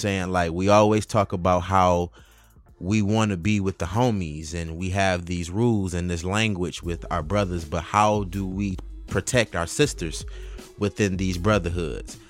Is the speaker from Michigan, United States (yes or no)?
yes; Detroit, Michigan, United States; also born or lived in Highland Park; growing up in Detroit